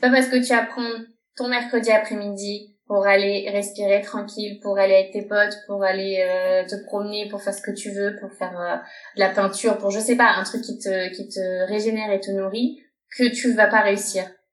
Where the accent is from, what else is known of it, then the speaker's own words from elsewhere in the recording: France; moved away as an adult; now in Barcelona, Spain; je suis française, je vis à Barcelone depuis 5 ans.